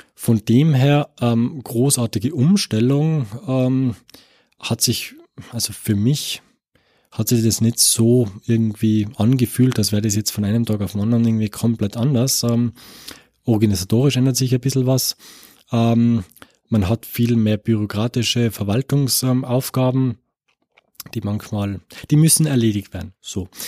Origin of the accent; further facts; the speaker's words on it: Tyrol, Austria; moved away as an adult; also born or lived in Innsbruck; now in Paderborn, Germany; ich bin Österreicher ähm, äh, und ähm, komme aus dem, aus dem Land Tirol